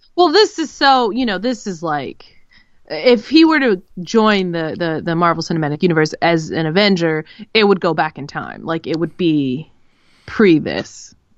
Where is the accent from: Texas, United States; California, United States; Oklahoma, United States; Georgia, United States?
California, United States; Los Angeles; moved away; growing up in Los Angeles when I was a kid